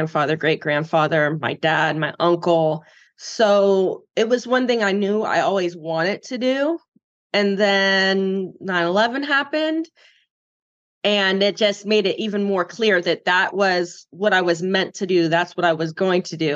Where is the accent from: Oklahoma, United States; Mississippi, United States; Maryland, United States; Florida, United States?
Florida, United States; growing up in Florida, surfing